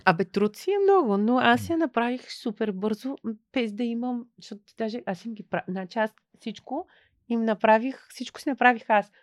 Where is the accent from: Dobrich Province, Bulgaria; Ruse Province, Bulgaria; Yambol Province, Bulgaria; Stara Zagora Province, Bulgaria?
Ruse Province, Bulgaria; Ruse; аз съм русенка